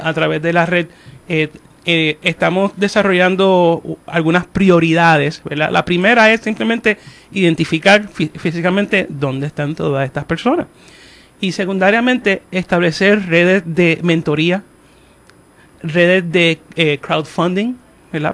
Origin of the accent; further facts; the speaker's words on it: Puerto Rico; todos somos puertorriqueños